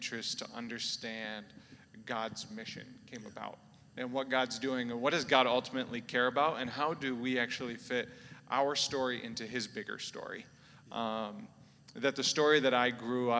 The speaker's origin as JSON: {"language": "English", "region": "South Dakota", "country": "United States", "said": "I'm originally from South Dakota. Maybe the first person you've ever seen from South Dakota"}